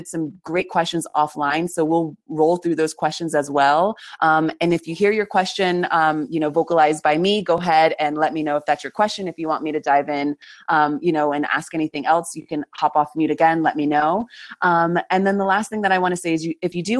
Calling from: Patagonia, Argentina; I'm calling from Patagonia in Argentina.

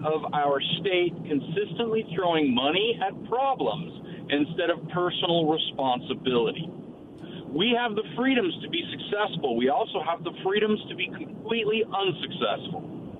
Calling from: Dayton, Washington, United States; I'm calling from Dayton today.

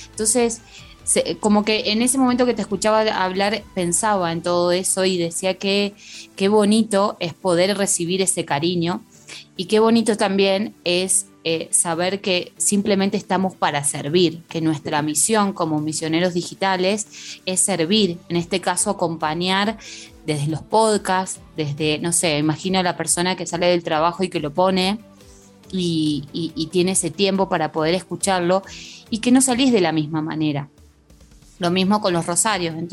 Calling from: Bahía Blanca, Buenos Aires Province, Argentina; Hola José, soy … de Bahía Blanca, Argentina

